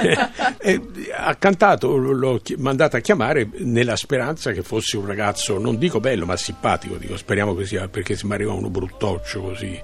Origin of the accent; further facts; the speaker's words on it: Tuscany, Italy; moved away; sono toscano